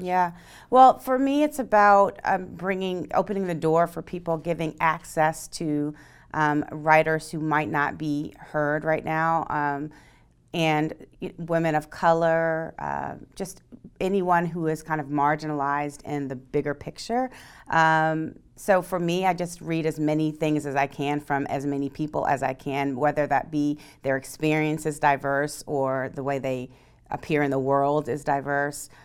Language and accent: English; East Coast, United States; moved away; I'm from the East Coast